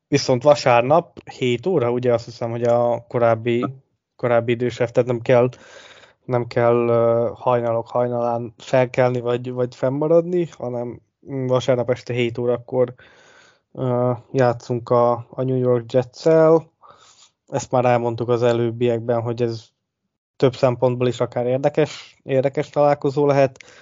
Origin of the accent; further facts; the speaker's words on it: Hungary; hogy le se tagadhatnánk, hogy magyarok vagyunk